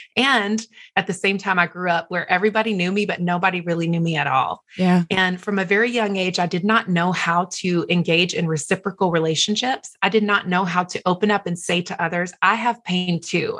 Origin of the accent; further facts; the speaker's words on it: the South, United States; moved away; also born or lived in Los Angeles / Manhattan; I'm from the South